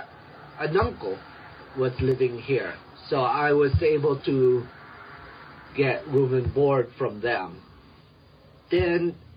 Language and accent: English; Reno, Nevada, United States; English is a second language; moved away as an adult; also born or lived in Philippines; now in Denver, United States; growing up in Reno, Nevada